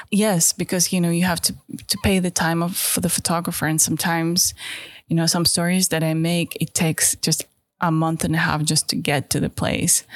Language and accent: English; Tiksi, Sakha Republic, Russia; English is a second language; now in London, United Kingdom; I am from Siberia originally. Now I live in London.